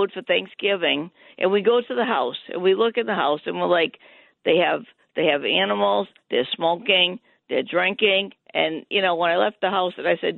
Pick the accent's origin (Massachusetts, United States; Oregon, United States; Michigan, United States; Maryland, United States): Massachusetts, United States; Malden; When I grew up in Malden, Massachusetts, we were part of a Catholic church